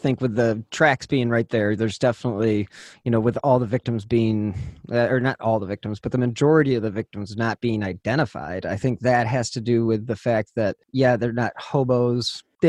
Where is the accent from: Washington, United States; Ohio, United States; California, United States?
Ohio, United States; Cleveland; we're from Cleveland